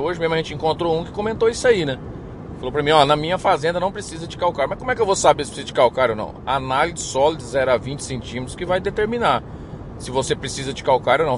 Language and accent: Portuguese; Iacri, São Paulo, Brazil; now in Formosa, Brazil; Eu, eu sou de interior de São Paulo, sou de Iacri, São Paulo, terra do amendoim